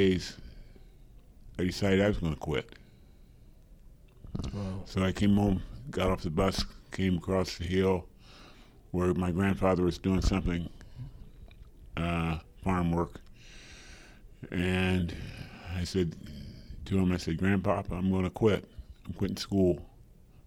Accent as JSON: {"language": "English", "town": "Springfield", "region": "Ohio", "country": "United States", "tie": "born or raised there", "said": "I grew up on a small farm outside of Springfield, Ohio"}